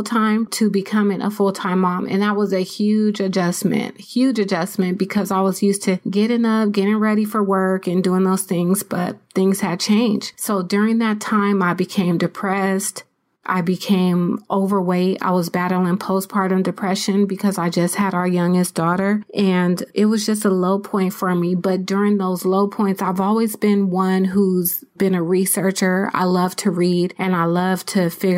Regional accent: San Diego, California, United States; moved away as an adult; now in Riverside County, United States; I'm originally from San Diego, California

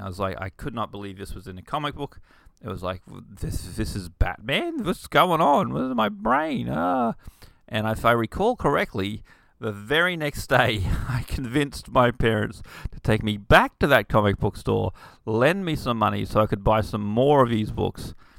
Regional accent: Bundaberg, Queensland, Australia; I grew up in Bundaberg, which is a small rural town in Queensland, Australia.

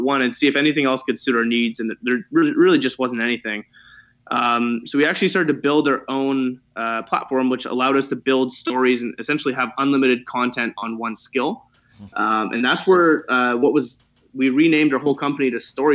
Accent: Toronto, Ontario, Canada; I was born and raised in Toronto

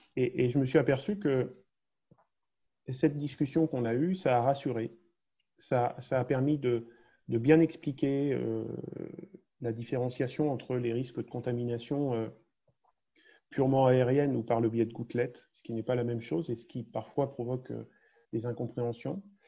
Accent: France; on partage tous en tant que Français

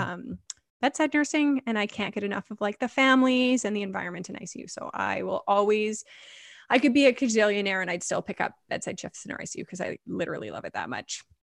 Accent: Vancouver, British Columbia, Canada; I am born and raised in Vancouver, which is rare

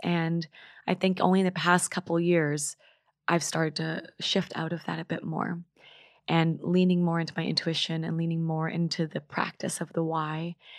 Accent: Vancouver, British Columbia, Canada; I'm from Vancouver

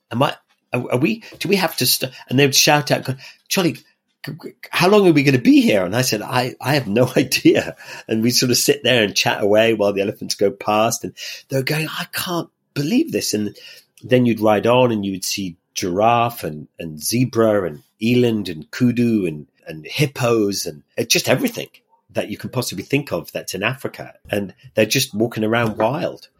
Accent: Ireland; in Ireland, where I grew up

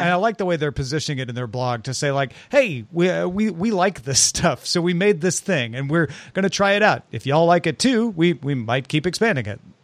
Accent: near St. Louis, Missouri, United States; moved away; I grew up near Saint Louis.

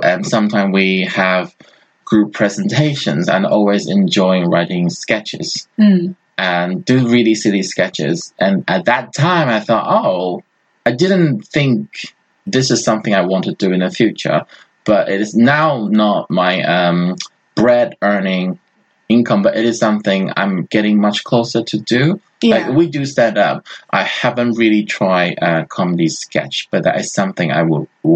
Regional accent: Taiwan; English is a second language; my country is a very small country

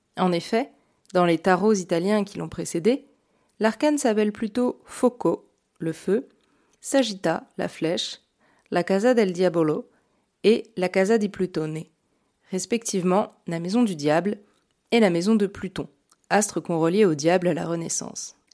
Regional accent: Burgundy, Bourgogne-Franche-Comté, France; j'ai grandi en Bourgogne

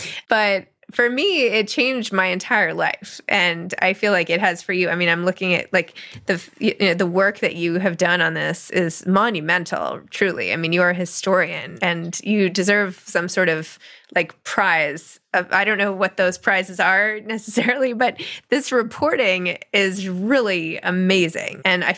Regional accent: New York City, New York, United States; as a New Yorker

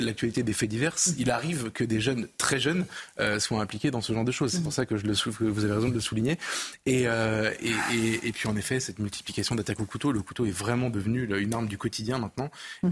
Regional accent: Avignon, Provence-Alpes-Côte d'Azur, France; je viens d'Avignon

